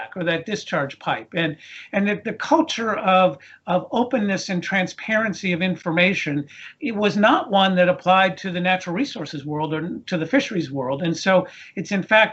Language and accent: English; East Coast of the United States, United States; We grew up here in the East Coast of the United States